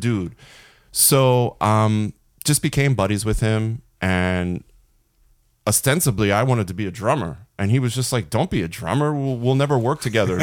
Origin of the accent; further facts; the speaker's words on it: Philadelphia suburbs, Pennsylvania, United States; he and I grew up outside of Philly, really close to Philly, basically, like, Philly suburbs, like, on the border of Philly and, and, uh, what's called the Main Line